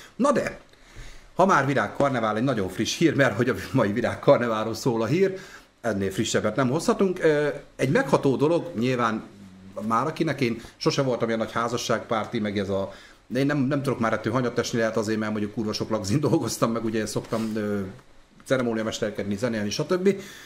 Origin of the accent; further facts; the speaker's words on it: Debrecen, Hajdú-Bihar, Hungary; nálunk itt Debrecenben